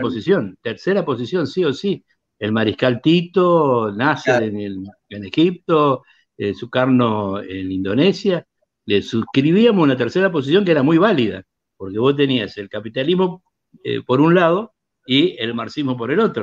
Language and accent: Spanish; Apóstoles, Misiones, Argentina; la Juventud Peronista en mi pueblo, en Apóstoles